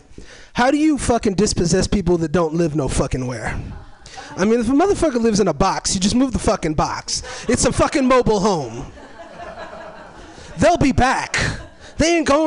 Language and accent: English; Oakland, California, United States; also born or lived in Sierra Vista, Arizona; I'm from Oakland